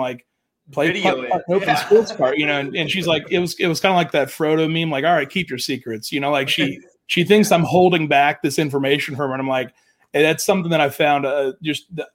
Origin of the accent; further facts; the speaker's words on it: Jacksonville, Florida, United States; growing up in Jacksonville